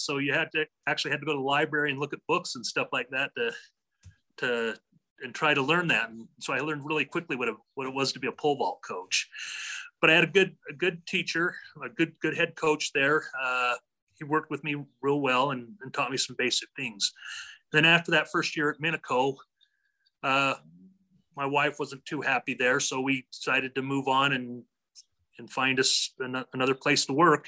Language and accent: English; Draper, Utah, United States; also born or lived in Cardston, Alberta, Canada; I was raised in Draper, Utah.